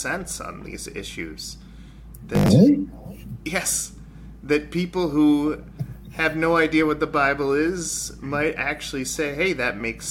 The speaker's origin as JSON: {"language": "English", "town": "Rochester", "region": "New York", "country": "United States", "said": "Rochester, New York, where I'm from"}